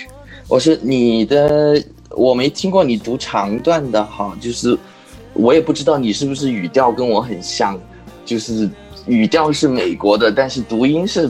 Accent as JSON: {"language": "Chinese", "region": "Chongqing", "country": "China", "said": "我是重庆人啊，我资料上写了的。"}